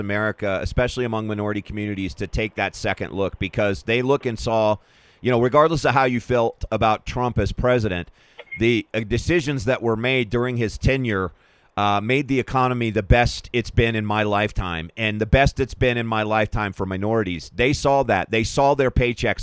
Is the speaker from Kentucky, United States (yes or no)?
yes; Kentucky, United States; moved away as an adult; also born or lived in Louisville / Colorado; now in Denver, United States; once a Kentucky boy, always a Kentucky boy. So I pay very close attention to what's happening in my home state